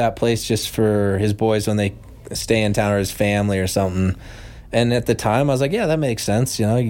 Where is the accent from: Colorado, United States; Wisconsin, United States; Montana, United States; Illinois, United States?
Montana, United States; Bozeman; I'm from Bozeman.